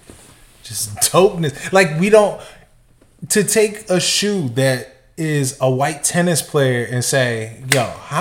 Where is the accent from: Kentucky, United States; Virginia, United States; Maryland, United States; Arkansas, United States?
Maryland, United States; Montgomery County; I grew up in Montgomery County in the burbs